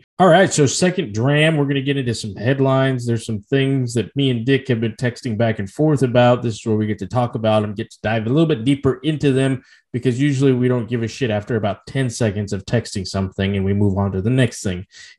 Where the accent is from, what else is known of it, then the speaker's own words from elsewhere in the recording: Kentucky, United States; I am from Kentucky.